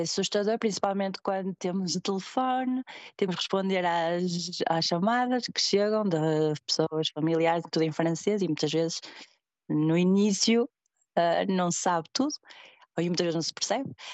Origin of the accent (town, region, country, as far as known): Portugal; moved away as an adult; now in Switzerland